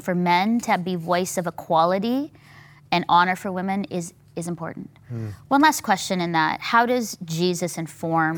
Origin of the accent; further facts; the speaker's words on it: Philippines; as a Filipino woman